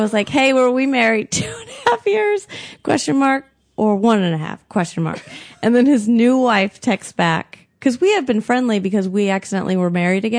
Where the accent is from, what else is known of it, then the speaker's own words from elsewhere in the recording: Michigan, United States; I'm from Michigan.